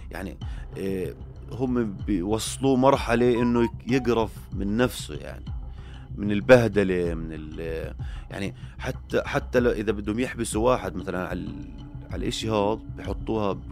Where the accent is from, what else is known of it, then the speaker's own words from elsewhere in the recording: Jordan; كيف لو إنه إحنا مش أردنيين إيش كان عملتوا فينا